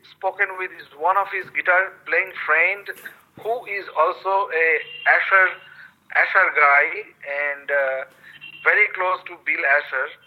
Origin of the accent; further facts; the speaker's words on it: West Bengal, India; first language Bengali; English is a second language; One from my hometown, home language, home culture, Bengali culture